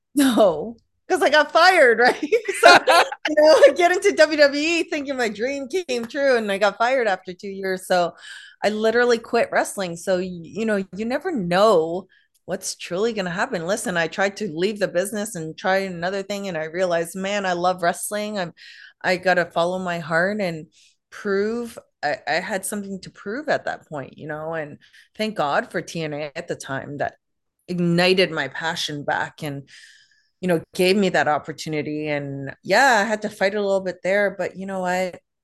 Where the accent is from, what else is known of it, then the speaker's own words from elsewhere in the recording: Toronto, Ontario, Canada; I grew up in Canada, so I had to learn French